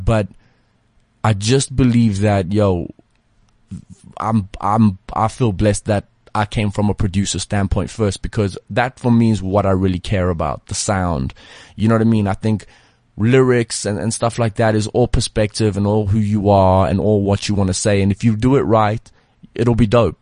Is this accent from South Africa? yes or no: yes; South Africa; also born or lived in Leeds (family ancestry); they just don't believe that we're from here